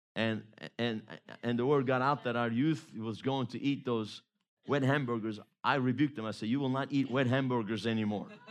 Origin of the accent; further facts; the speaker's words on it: Baton Rouge, Louisiana, United States; growing up in Louisiana, went to high school in the Baton Rouge area